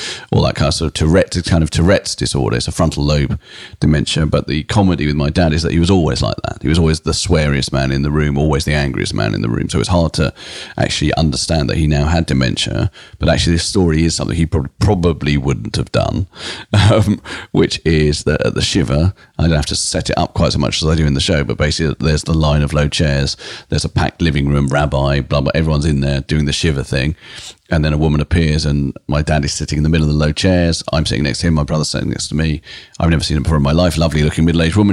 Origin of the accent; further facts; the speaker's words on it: United Kingdom; a British comedian and writer